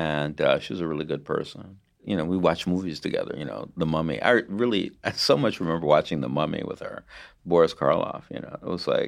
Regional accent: United States; I'm American, right?

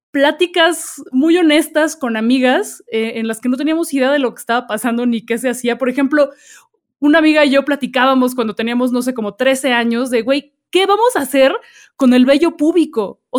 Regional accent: Peru; soy de Perú

